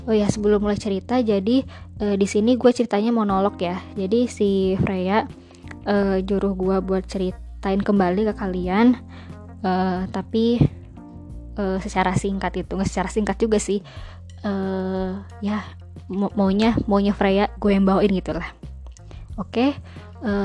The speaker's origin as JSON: {"language": "Indonesian", "town": "Bandung", "region": "West Java", "country": "Indonesia", "said": "jadi kan gue itu kuliah di Jogja kebetulan rumah gue kan di Bandung"}